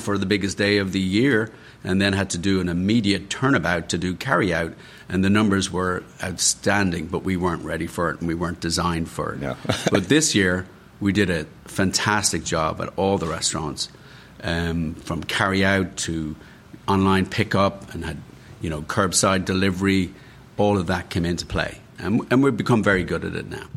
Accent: Dublin, Leinster, Ireland; moved away as an adult; also born or lived in London / Washington, D.C.; now in United States; I grew up in Ireland, obviously in Dublin.

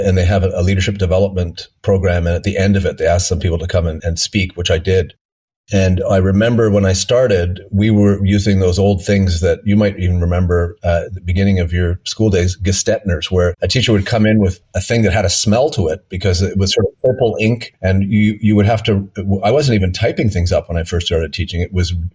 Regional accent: Montreal, Quebec, Canada; also born or lived in Geneva, Switzerland; I grew up in Montreal.

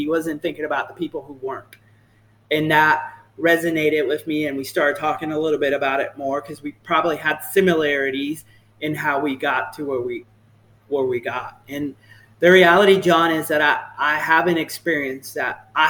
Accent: the South, United States; I'm from the South, so I say y'all a lot. You know, folks always ask me if I'm from Texas because the way I speak.

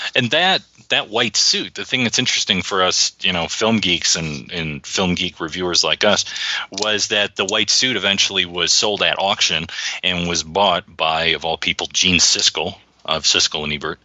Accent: Detroit, Michigan, United States; born or raised there

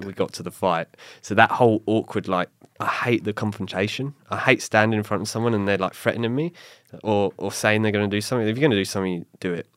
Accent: England, United Kingdom; moved away; my heritage as being English

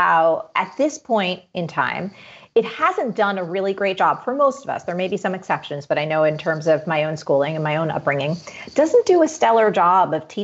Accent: East Coast, United States; growing up in the East Coast. Again, I've done the winters my whole life

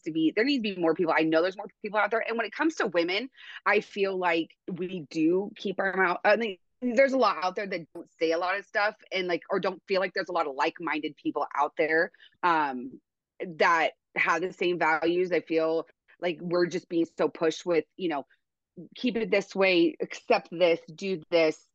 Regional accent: Oregon, United States; moved away as an adult; now in Montana, United States; I'm originally from Oregon. I grew up there. I moved to Montana a couple of years ago, 2021

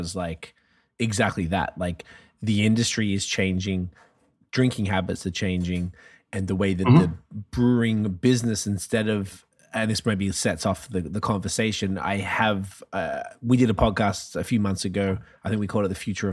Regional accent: Australia; moved away; I grew up in Australia

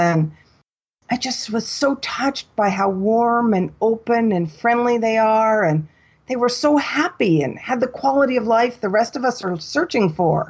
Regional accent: Washington, United States; I grew up in Washington State, right on the water.

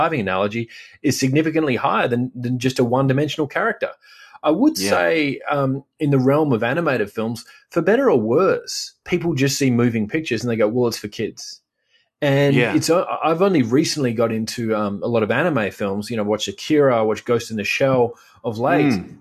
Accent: Australia

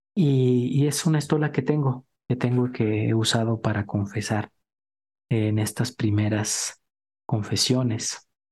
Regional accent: Durango, Mexico; moved away; cuando vi a Juan Pablo II de niño allá en Durango

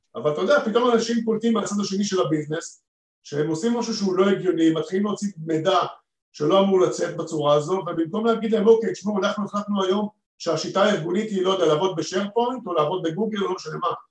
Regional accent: Israel

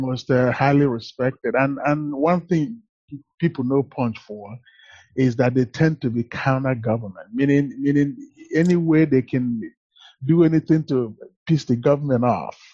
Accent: Asaba, Delta, Nigeria; moved away as an adult; now in United States; in Nigeria, actually, I grew up in a polygamous home.

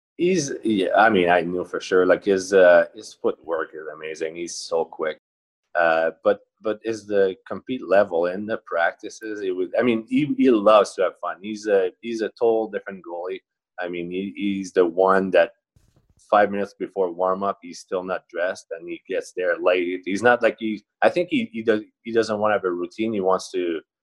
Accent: four or five hours from Montreal, Quebec, Canada; i grew up for probably four or five hours away from uh, montreal

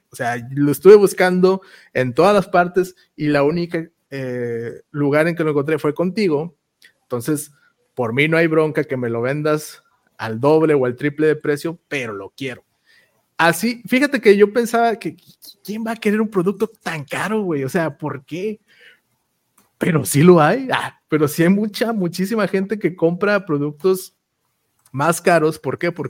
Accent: Ciudad Victoria, Tamaulipas, Mexico; yo soy de Victoria

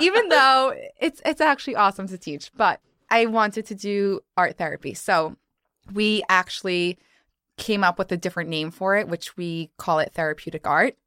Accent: New York, United States; I'm actually from New York, and Harper and I just spoke about the fact that I've actually never lived anywhere else. So born and raised, not leaving

